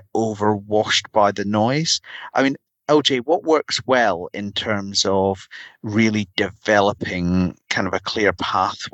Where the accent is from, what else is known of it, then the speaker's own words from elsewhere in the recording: Edinburgh, Scotland, United Kingdom; my hometown, Edinburgh